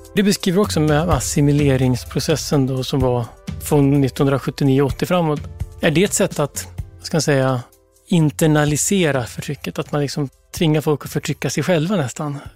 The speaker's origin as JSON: {"language": "Swedish", "town": "Ludvika", "region": "Dalarna County", "country": "Sweden", "tie": "born or raised there", "also_born_or_lived": "Brazil"}